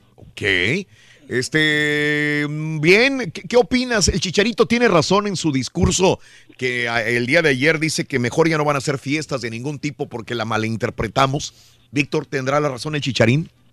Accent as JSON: {"language": "Spanish", "country": "Mexico", "said": "Soy mexicano, sigo a México."}